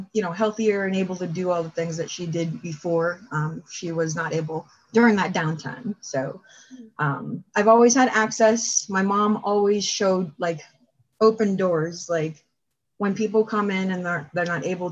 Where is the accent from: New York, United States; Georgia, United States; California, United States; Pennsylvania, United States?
Pennsylvania, United States; Erie; I am from Erie. I've been here my whole life